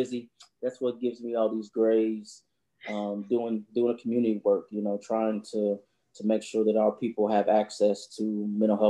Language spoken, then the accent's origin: English; Indianapolis, Indiana, United States; I grew up on Post Road, on 42nd and Post